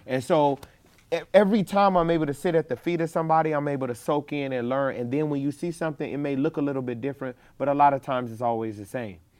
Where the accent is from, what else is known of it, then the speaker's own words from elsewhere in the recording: Chicago, Illinois, United States; moved away; I grew up in Chicago